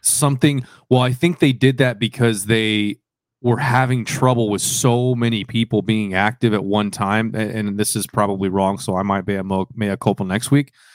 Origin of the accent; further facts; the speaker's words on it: Dallas, Texas, United States; my hometown, Dallas